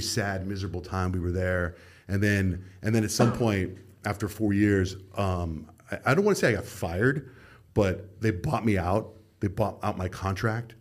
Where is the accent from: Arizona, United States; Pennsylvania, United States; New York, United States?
Arizona, United States; moved away as an adult; also born or lived in San Diego; And I grew up in Arizona